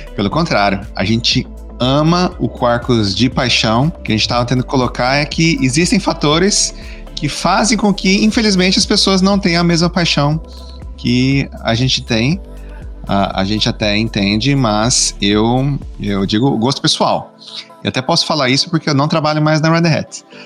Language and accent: Portuguese; Maringá, Paraná, Brazil; now in United States; sou natural, nascido e criado aí de, em Maringá, Paraná